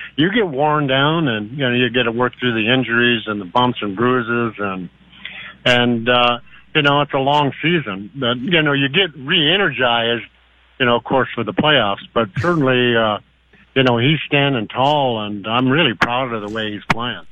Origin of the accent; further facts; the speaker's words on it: Warroad, Minnesota, United States; also born or lived in Buffalo Point, Manitoba; we're all originally from Warroad and Buffalo Point, Manitoba, which is just across the bay from Warroad